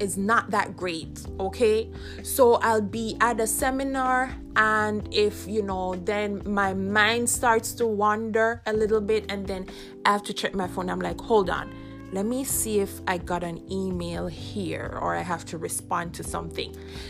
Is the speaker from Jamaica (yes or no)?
yes; Jamaica; I grew up in Jamaica